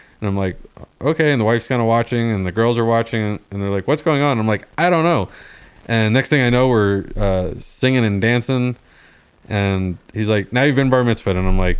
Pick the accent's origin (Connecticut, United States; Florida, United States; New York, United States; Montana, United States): Florida, United States; moved away; I grew up surfing in Florida